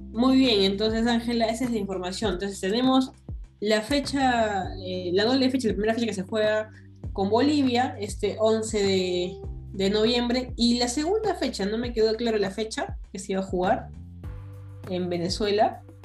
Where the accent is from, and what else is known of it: Peru